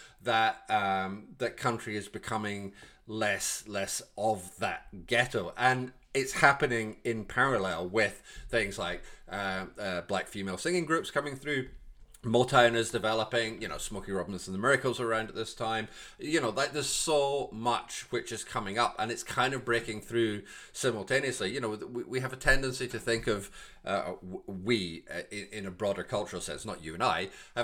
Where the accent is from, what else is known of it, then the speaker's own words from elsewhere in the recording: Glasgow, Scotland, United Kingdom; I'm from Glasgow